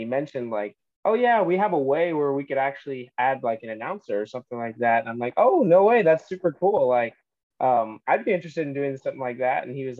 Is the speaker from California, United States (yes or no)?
yes; Southern California, United States; growing up in SoCal